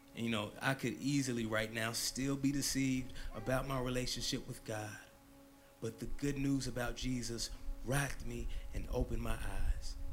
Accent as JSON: {"language": "English", "area": "the Bible Belt", "region": "the South", "country": "United States", "tie": "born or raised there", "said": "I grew up in the Bible Belt"}